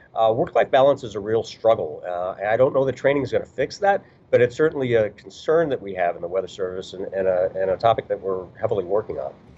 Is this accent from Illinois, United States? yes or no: yes; Chicago, Illinois, United States; moved away; also born or lived in rural Kentucky / Indianapolis / Kansas City / Wichita; I grew up in Chicago